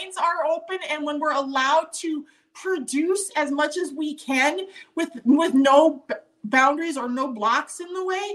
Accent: Montana, United States; growing up in Montana, as the oldest of four girls in a farming and ranching community

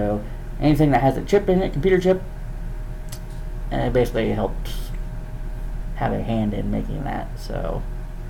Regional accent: Jenks, Oklahoma, United States; I grew up here in Jinx, Oklahoma. Born and raised.

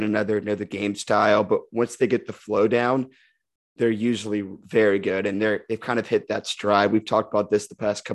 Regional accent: Birmingham, Alabama, United States; the Blazers, my hometown team

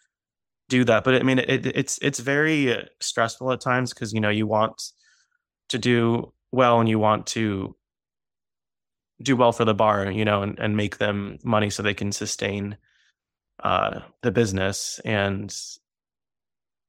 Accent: Arlington, Virginia, United States; I was born and raised in Arlington, Virginia

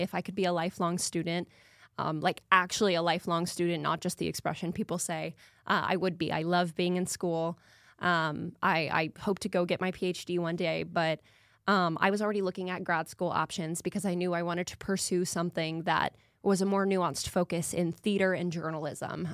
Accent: Lawrenceville, Georgia, United States; moved away as an adult; also born or lived in Duluth, Minnesota; now in Arkansas, United States; I'm from Lawrenceville, Georgia, so that's right outside of Atlanta

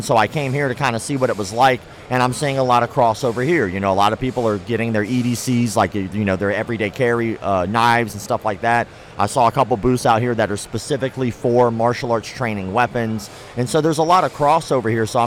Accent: Florida, United States; also born or lived in Ocala, Florida; I was born and raised in Florida, back and forth, in Ocala and up to North Florida

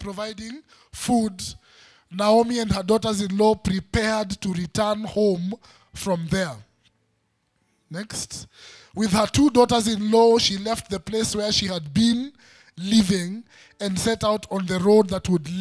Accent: Western, Kenya; I'm from Western, there's a way we eat

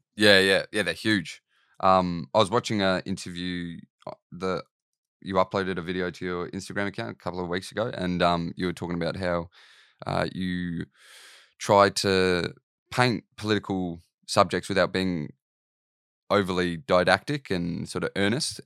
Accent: Australia; I'm Australian

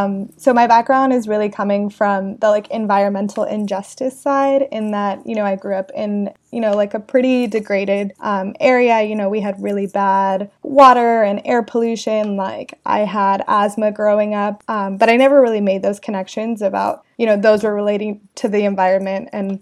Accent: Los Angeles, California, United States; also born or lived in Kern County, United States; I grew up in Los Angeles and in Kern County, which is a really big oil hub of California.

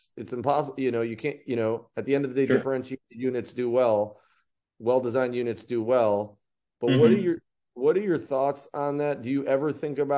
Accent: Cleveland, Ohio, United States; I'm from Cleveland

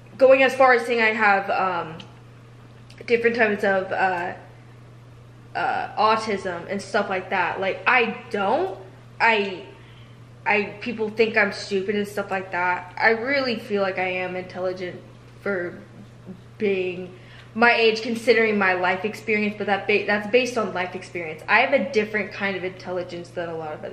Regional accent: United States; being an American

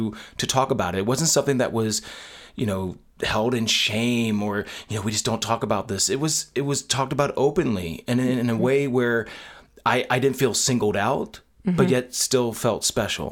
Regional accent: Lancaster County, Pennsylvania, United States; moved away; the family that I grew up in, you know, in Lancaster County, Pennsylvania.

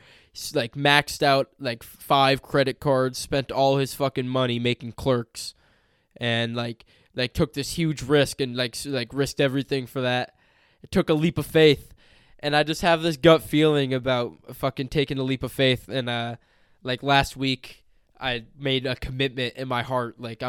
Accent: California, United States; Growing up in California

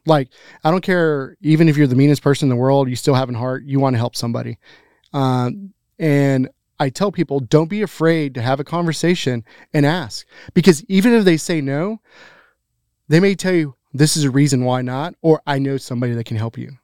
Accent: Grand Prairie, Texas, United States; I'm born and raised in Grand Prairie

